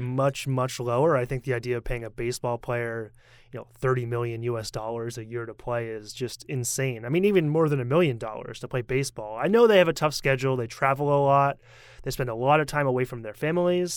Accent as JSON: {"language": "English", "town": "Portland", "region": "Maine", "country": "United States", "said": "I'm from Portland, Maine"}